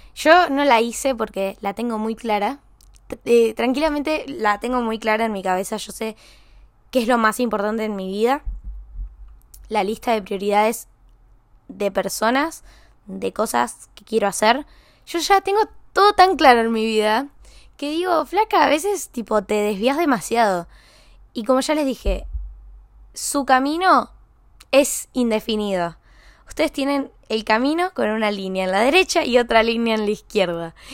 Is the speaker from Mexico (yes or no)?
no; San Luis, Argentina; moved away; voy a San Luis, a mi pueblo, a mi ciudad